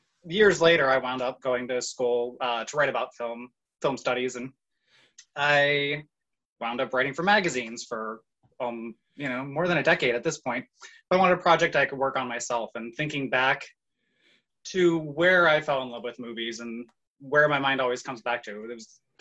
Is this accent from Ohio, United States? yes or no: yes; Ohio, United States; I'm originally from Ohio, which is in the middle of the United States